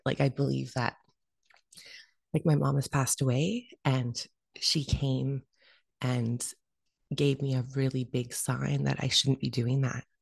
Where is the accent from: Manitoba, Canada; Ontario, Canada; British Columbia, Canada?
British Columbia, Canada; Vancouver; been born and raised in Vancouver, Canada